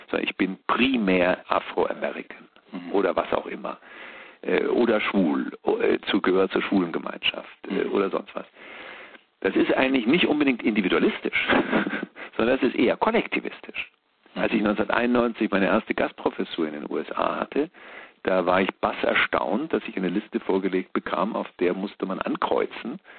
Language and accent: German; Bavaria, Germany; Es war eine Art preußische Hegemonie, sage ich mal, als Bayer